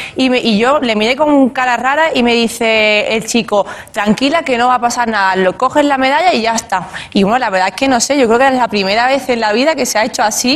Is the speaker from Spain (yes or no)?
yes; Spain; aquí en España, en mi país.